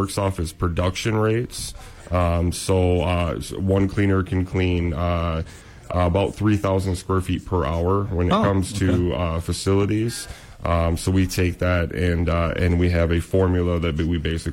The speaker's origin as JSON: {"language": "English", "town": "Cadillac", "region": "Michigan", "country": "United States", "tie": "born or raised there", "said": "that is my hometown too"}